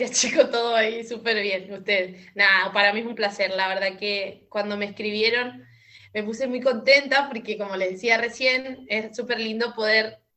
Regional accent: Córdoba, Argentina; moved away; porque vengo de Córdoba, una ciudad muchísimo más grande y demás.

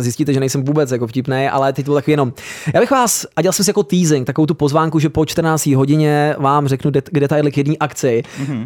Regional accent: Hradec Králové, Hradec Králové Region, Czechia; Já jako rodák z Hradce Králové

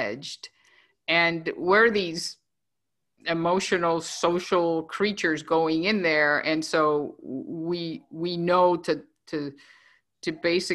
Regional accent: Venezuela; moved away; I was born in Venezuela, and I am. I'm an immigrant

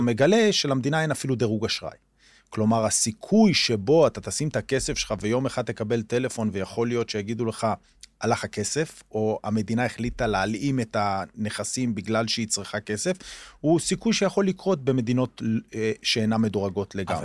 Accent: Omer, Southern District, Israel; אני גדלתי בעומר, בילדותי

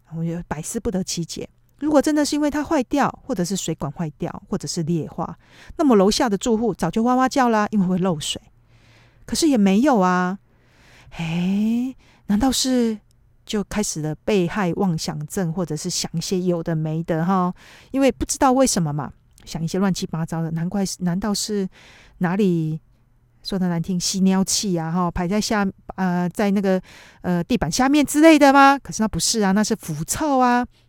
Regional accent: Taiwan; now in Tokyo, Japan; 我们台湾人

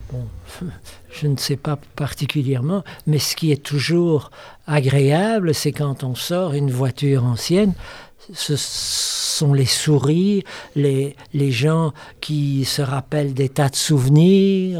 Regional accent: Belgium; je suis belge

